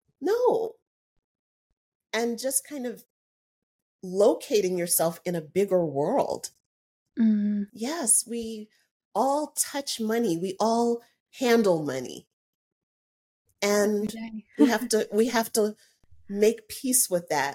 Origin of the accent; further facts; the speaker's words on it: United States; I'm an American